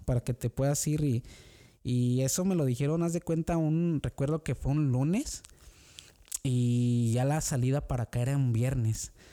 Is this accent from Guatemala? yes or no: no; San Luis de la Paz, Guanajuato, Mexico; moved away as an adult; now in Oxford, United States; yo soy originario de, de Guanajuato, México, este, de un pueblo pequeñito que se llama San Luis de la Paz